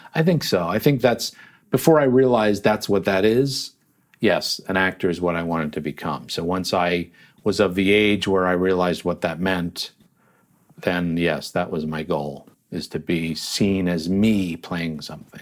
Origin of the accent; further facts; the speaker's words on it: Yardley, Pennsylvania, United States; also born or lived in Trenton, New Jersey; we eventually moved after I was four to a town called Yardley, Pennsylvania, which is right there along the Delaware River